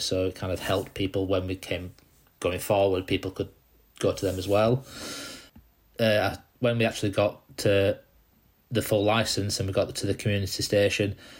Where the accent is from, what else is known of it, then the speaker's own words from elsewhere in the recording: Dewsbury, Yorkshire and the Humber, United Kingdom; I came out from Dewsbury originally in West Yorkshire